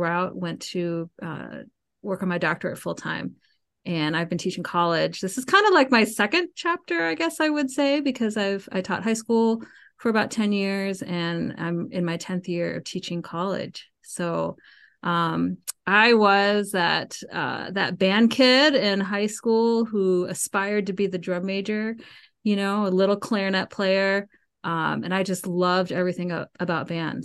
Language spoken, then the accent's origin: English; Marietta, Georgia, United States; moved away as an adult; also born or lived in Chicago, Illinois; I grew up in Cobb County